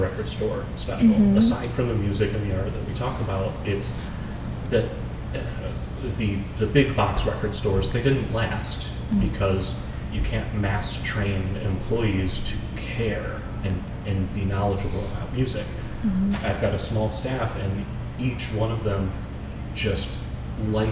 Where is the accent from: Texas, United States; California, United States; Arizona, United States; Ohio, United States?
Ohio, United States; Amherst; I'm from Amherst. It's about halfway between here and Cleveland